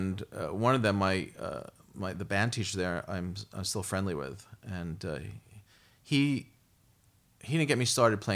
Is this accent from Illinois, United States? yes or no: no; Brooklyn, New York, United States; I'm from Brooklyn. I grew up in Brooklyn.